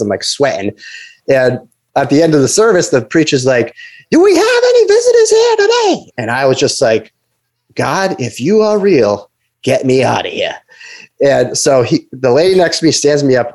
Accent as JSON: {"language": "English", "region": "Rhode Island", "country": "United States", "also_born_or_lived": "Boston / Los Angeles / San Francisco", "moved": "as an adult", "said": "I'm from Rhode Island, but I was living in, in Boston"}